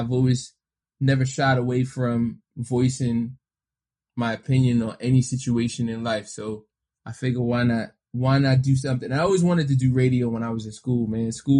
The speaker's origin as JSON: {"language": "English", "town": "New York City", "region": "New York", "country": "United States", "tie": "born or raised there", "said": "I grew up in New York City"}